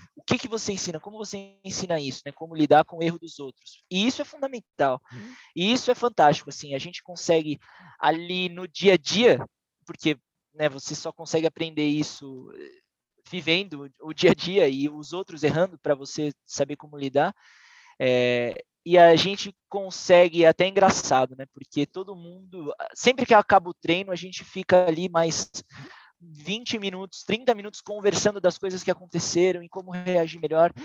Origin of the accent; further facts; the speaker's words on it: Santos, São Paulo, Brazil; em Santos, que foi onde eu nasci e cresci